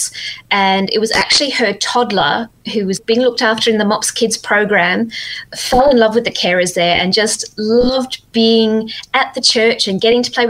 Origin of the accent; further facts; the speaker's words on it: Zimbabwe; now in Perth, Australia; I'm actually originally from Zimbabwe way back when, but I've been living in Australia for quite a while now